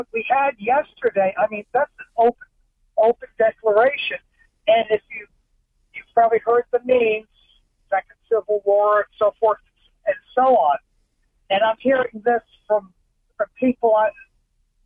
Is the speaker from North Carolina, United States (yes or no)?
no; New York, United States; I grew up in New York